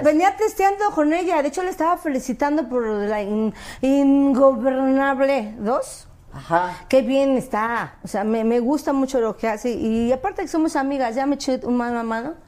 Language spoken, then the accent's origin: Spanish; Mexico City, Mexico; moved away as an adult; now in Los Angeles, United States; soy del Distrito Federal, pero de la colonia Acuaducto de Observatorio